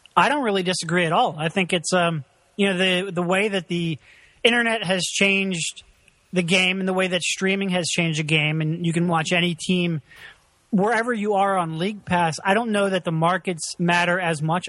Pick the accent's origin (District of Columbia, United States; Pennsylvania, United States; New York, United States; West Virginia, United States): Pennsylvania, United States; Philadelphia; I'm from Philadelphia